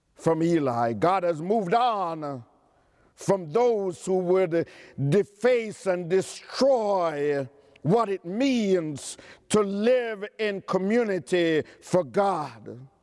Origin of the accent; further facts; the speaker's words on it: New York City, New York, United States; I'm from Queens County